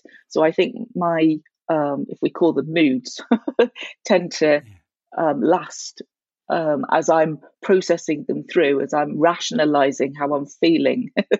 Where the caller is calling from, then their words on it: Cobh, County Cork, Ireland; I'm calling from Cove, near Cork, and we have the Europe office for 6 Seconds in Cork